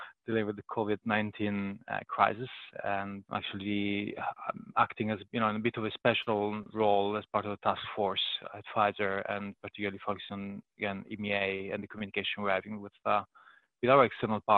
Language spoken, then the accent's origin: English; Italy; moved away as an adult; now in United Kingdom; I was born and raised in Italy, and I'm now based in the UK